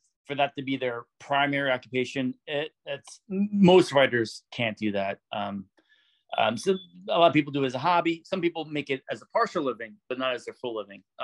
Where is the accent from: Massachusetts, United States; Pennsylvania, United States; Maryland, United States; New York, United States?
Pennsylvania, United States; Philadelphia; now in Delaware, United States; I'm originally from Philly